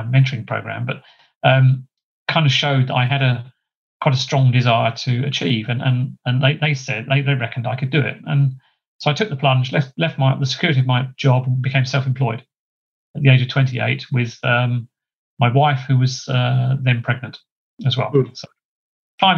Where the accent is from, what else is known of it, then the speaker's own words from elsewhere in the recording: Gravesend, South East England, United Kingdom; moved away as an adult; also born or lived in Chatham / London / Liverpool / Ashford, Middlesex; I was born in Kent. That's where I was brought up originally.